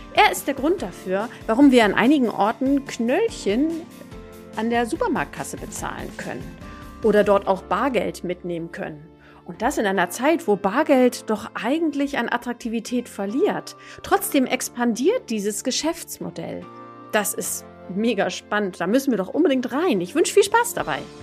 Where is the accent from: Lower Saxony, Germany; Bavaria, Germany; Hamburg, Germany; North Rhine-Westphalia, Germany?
Hamburg, Germany; würde ich als Hamburgerin